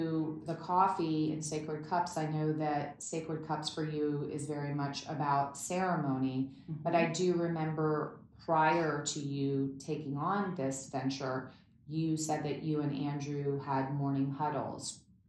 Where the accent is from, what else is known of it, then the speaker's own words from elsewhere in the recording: Berlin, Germany; I mean, growing up in East Berlin, I mean, I was a diplomat's child, so it was like very fancy in things that we had, a cook, a maid, and a driver, but it was East Berlin, and being behind the wall